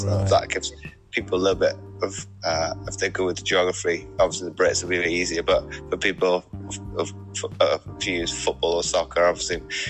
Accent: Belgium; moved away as an adult; now in Wales, United Kingdom; No, because my family were both in the military, mum and dad. Yeah. I grew up in Belgium for 19 years.

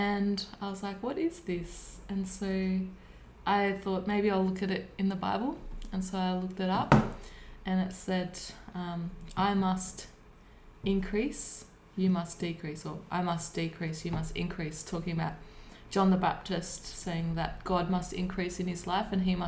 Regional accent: Warburton, Victoria, Australia; also born or lived in Melbourne; I was born in Melbourne, and when I was 3 months we moved out past Lilydale into an area near Warburton, Victoria

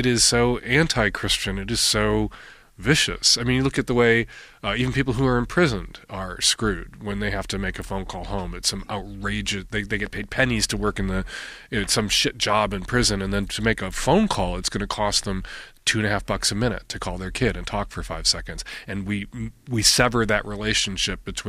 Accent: Chicago, Illinois, United States; now in Seattle, United States; I grew up in Chicago.

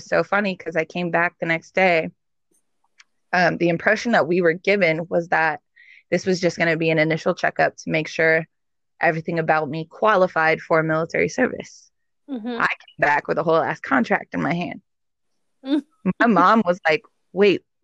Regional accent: Inland Empire, California, United States; moved away as an adult; I grew up in the Inland Empire

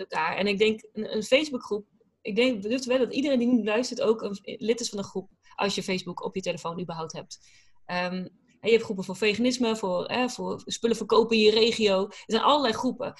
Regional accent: Drenthe, Netherlands; also born or lived in Groningen; now in United States; ik kom natuurlijk uit Drenthe. En, en, mhm. daarna heel veel, nou, groot gedeelte Groningen gewoond.

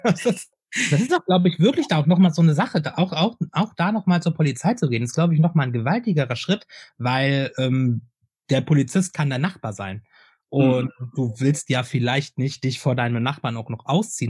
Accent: Hameln, Lower Saxony, Germany; now in Hannover, Germany; Ich bin ja also Hameln, Hameln beziehungsweise Hannover, wo ich, wo ich aufgewachsen bin, beziehungsweise jetzt wohne

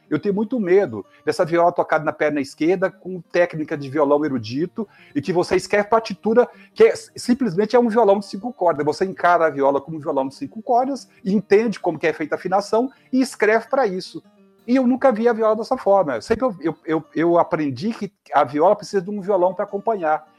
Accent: Vale do Jequitinhonha, Minas Gerais, Brazil; eu sou do Valdo Jequitinhonha

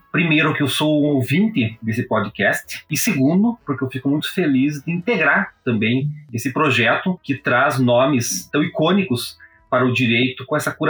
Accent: Prudentópolis, Paraná, Brazil; E eu tive uma educação no interior do Paraná, em Prudentópolis, que é a minha cidade natal, a qual ainda tenho um vínculo.

